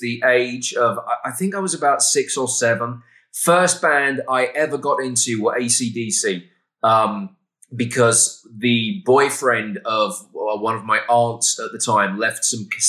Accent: United Kingdom; moved away as an adult; now in Texas, United States; a Brit living in the great state of Texas

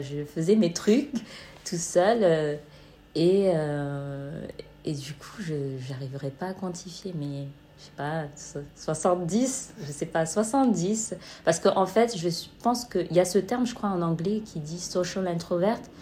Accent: Marseille, Provence-Alpes-Côte d'Azur, France; now in Amsterdam, Netherlands; je suis originaire de Marseille

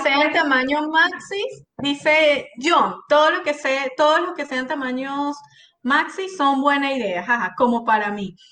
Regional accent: Venezuela; moved away; yo soy tan venezolana

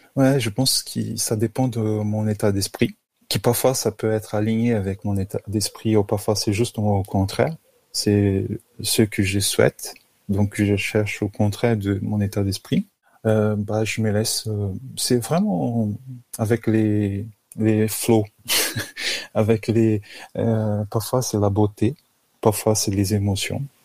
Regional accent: Brazil; accent: Brazilian; French is a second language; also born or lived in São Paulo, Brazil; now in Paris, France; c'est pour ça mon accent, je suis brésilien

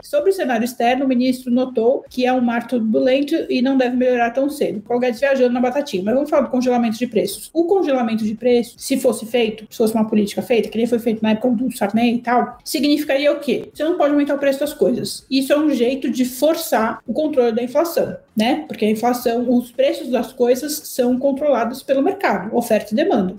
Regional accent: Brazil; Eu, brasileira

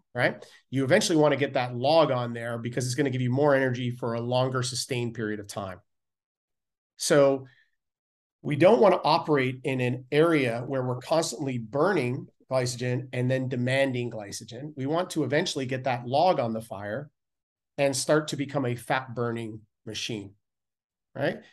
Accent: Canada; being Canadian

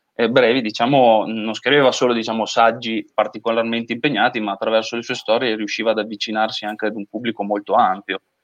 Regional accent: Gatta, between Reggio Emilia and Parma, Emilia-Romagna, Italy; Io sono di Gatta tra Reggio e Parma, diciamo, ho sempre vissuto un po' l'essere parmigiano a Reggio e reggiano a Parma

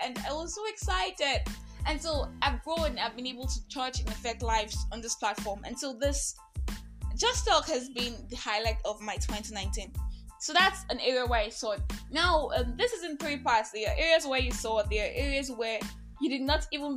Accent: Nigeria; I am that Nigerian Christian talkaholic

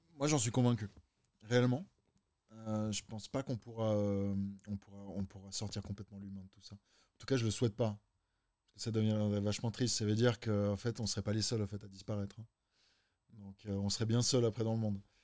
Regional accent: Geneva, Switzerland

